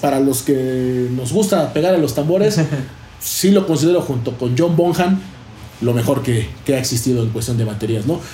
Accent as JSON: {"language": "Spanish", "country": "Mexico", "said": "para nosotros como cultura mexicana"}